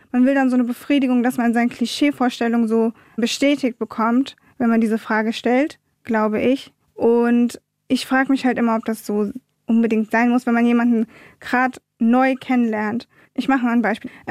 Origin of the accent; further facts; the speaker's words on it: Munich, Bavaria, Germany; born there; now in Wiesbaden, Germany; ja, ich bin in München geboren und ich bin Deutsche, und ich lebe in Wiesbaden